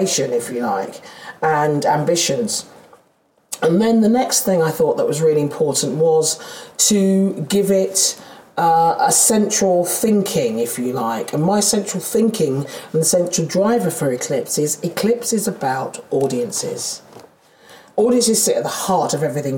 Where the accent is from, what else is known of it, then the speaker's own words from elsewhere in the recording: London, United Kingdom; accent: Londoner; I'm a Londoner. You can hear I'm a Londoner. I'm a goddamn South East Londoner.